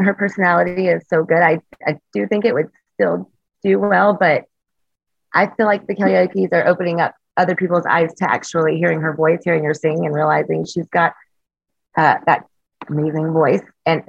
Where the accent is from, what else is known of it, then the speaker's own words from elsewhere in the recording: the South, United States; like I'm from the South, but I still just not my favorite.